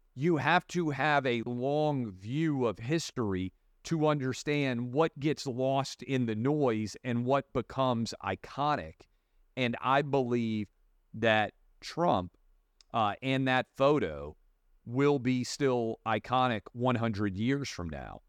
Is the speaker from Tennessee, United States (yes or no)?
yes; Nashville, Tennessee, United States; in Nashville, my hometown